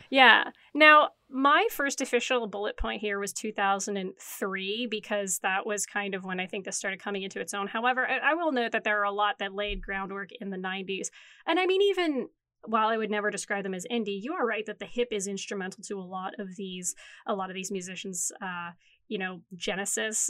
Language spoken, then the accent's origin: English; Timmins, Ontario, Canada; moved away as an adult; now in Toronto, Canada; as a kid growing up in Timmins, Ontario